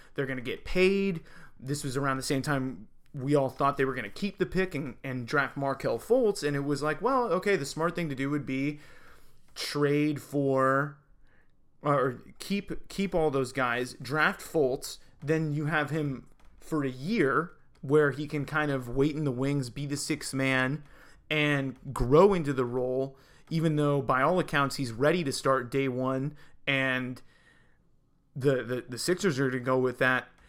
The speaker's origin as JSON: {"language": "English", "town": "Salem", "region": "Oregon", "country": "United States", "tie": "born or raised there", "lives_now": "Portland, United States", "said": "here in Oregon, in my hometown of Salem"}